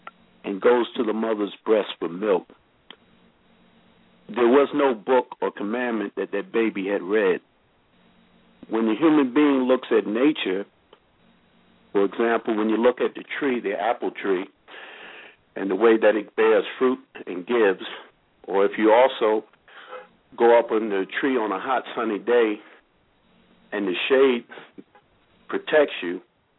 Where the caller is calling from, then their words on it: New Jersey, United States; I mean, Independent Ministry. I'm calling from New Jersey.